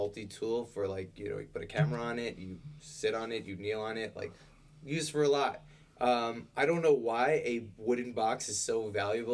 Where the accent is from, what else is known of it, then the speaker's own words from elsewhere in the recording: Long Island, New York, United States; I am from Long Island. That is how I pronounce it.